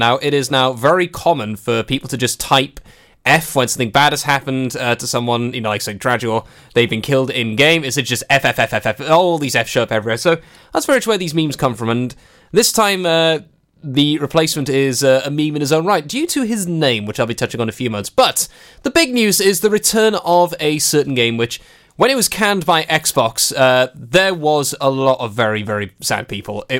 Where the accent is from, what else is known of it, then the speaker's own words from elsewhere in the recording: Welsh, Wales, United Kingdom; being Welsh